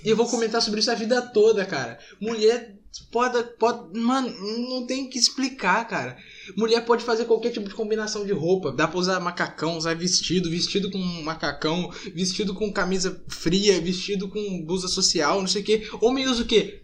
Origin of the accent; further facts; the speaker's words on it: Brazil; eu sou brasileiro